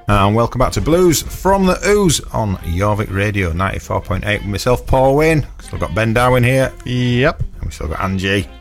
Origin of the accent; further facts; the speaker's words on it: Stamford Bridge, Yorkshire and the Humber, United Kingdom; where I grew up in Stamford Bridge